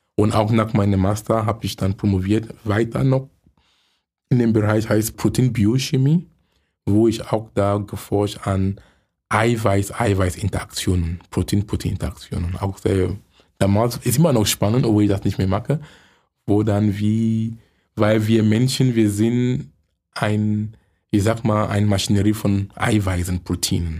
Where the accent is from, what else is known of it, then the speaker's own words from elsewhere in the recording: Cameroon; German is a second language; moved away as an adult; also born or lived in Munich; now in Germany; Ich komme gebürtig aus Kamerun. Ich lebe in Deutschland seit 23 Jahren.